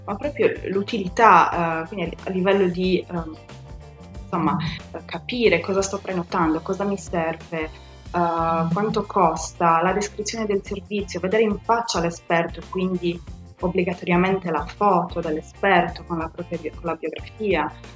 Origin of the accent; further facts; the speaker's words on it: Sardinia, Italy; moved away as an adult; now in London, United Kingdom; nata e cresciuta in Sardegna, uh, ho conseguito tutti i miei studi qua in Sardegna